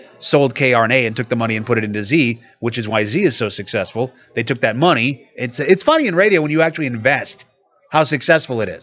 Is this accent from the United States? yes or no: yes; Iowa City, Iowa, United States; also born or lived in Cedar Rapids; now in Iowa City, United States; it's my hometown. I'm from Iowa City